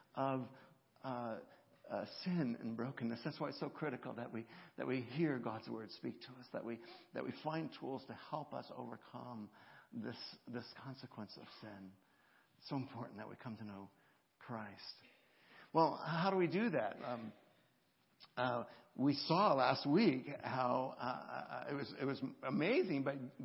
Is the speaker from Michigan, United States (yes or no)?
no; California, United States; moved away as an adult; now in Midwest, United States; I come from California